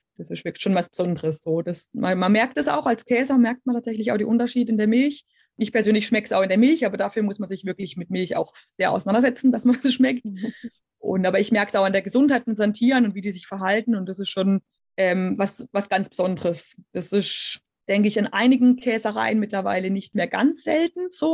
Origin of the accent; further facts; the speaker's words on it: Black Forest, Baden-Württemberg, Germany; der Schwarzwald bedeutet für mich ganz klar natürlich meine Heimat